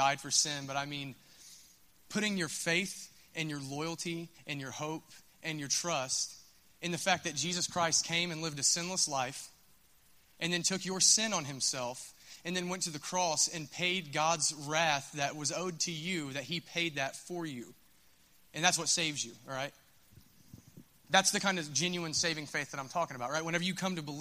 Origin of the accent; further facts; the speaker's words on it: Minford, Ohio, United States; I'm from Minford